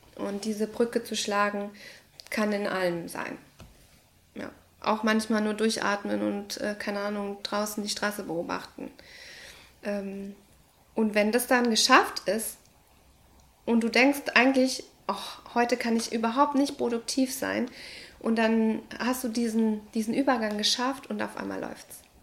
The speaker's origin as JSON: {"language": "German", "country": "Ecuador", "moved": "yes", "said": "Ich komme aus Ecuador, aus Lateinamerika"}